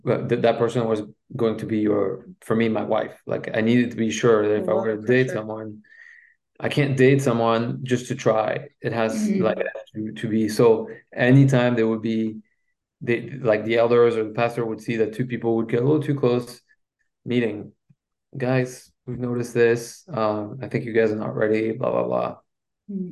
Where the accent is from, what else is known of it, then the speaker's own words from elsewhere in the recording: Belgium; first language French; English is a second language; moved away; I'm from Belgium and my first language is French.